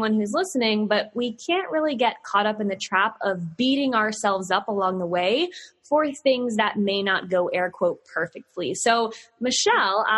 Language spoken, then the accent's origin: English; Virginia, United States; I'm here from Virginia with all my sayings